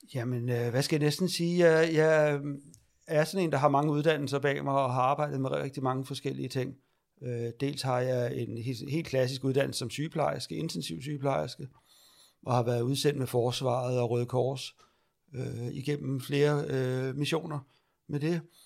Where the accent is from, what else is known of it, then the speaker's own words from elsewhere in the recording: Lejre, Zealand, Denmark; also born or lived in Iran; jeg er adopteret fra Iran, ja. øh, og jeg er født i 71, så det er omkring 73, jeg kommer til Danmark. Mm og ude på landet, ude ved lejre